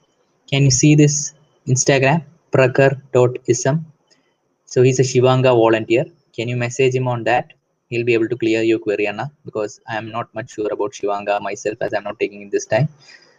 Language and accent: English; Kolkata, West Bengal, India; I'm from Calcutta.